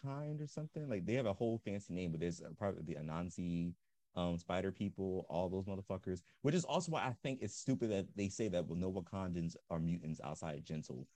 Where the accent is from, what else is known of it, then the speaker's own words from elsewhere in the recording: Philadelphia, Pennsylvania, United States; I was raised in Philly